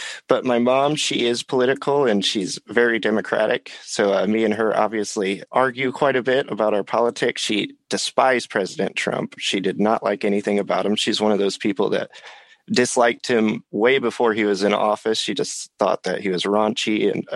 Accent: Illinois, United States; I grew up in Illinois.

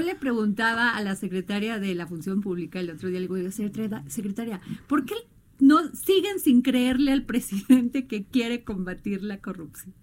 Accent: Veracruz, Mexico; mi pueblo Veracruz

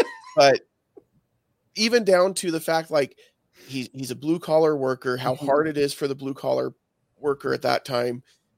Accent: Magna, Utah, United States; I'm from Magna. Where's that? It's Salt Lake.

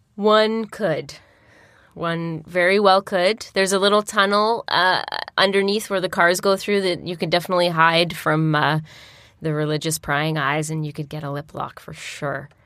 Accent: Peterborough, Ontario, Canada; moved away; also born or lived in Nantes, France; I grew up in East City

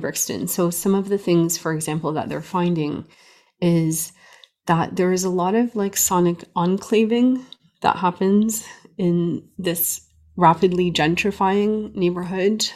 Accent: Canada; also born or lived in Beirut, Lebanon; I grew up in Canada, born in Beirut, Lebanon, uh, to Armenian parents

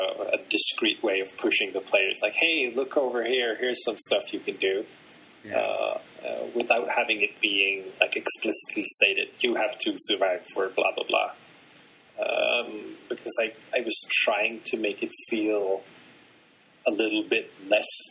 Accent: Sweden; I'm from Sweden

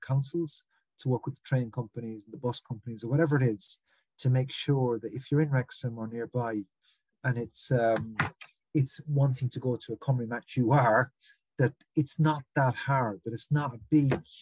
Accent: Limerick, Munster, Ireland; I'm from Limerick in the west of Ireland

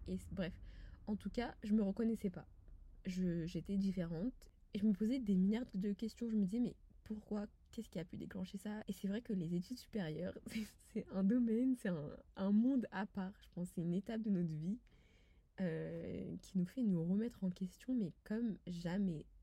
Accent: France; je suis française quand je suis à l'étranger. Pour moi cela va de soi, j'y suis née, j'y ai grandi et j'y vis

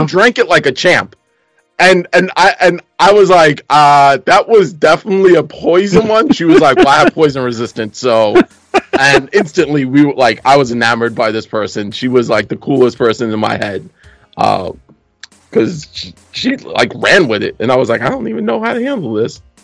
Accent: New York City, New York, United States; that's what happens when you grow up in Brooklyn

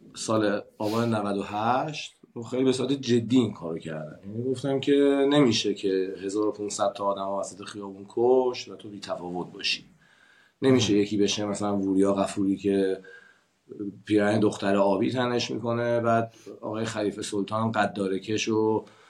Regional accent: Iran; moved away as an adult; من زمانی که از ایران مهاجرت کردم

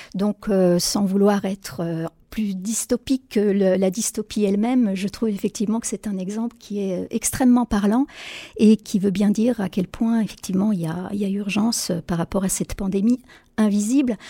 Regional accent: France; chez nous en France

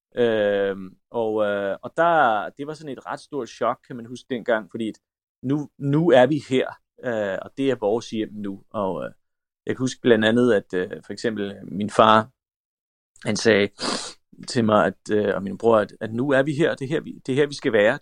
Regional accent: Denmark; also born or lived in North Macedonia / France; kan jeg huske, at jeg sagde, nu skal vi hjem. Altså, at Danmark, det var ligesom et sted, vi var, øh, og jeg havde venner og sådan noget

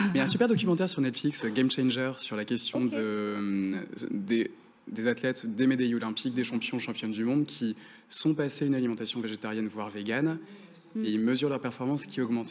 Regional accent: Finistère, Brittany, France; j'ai grandi dans le Finistère

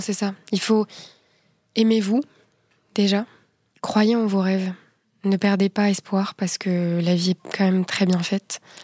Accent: France; En tant que Française

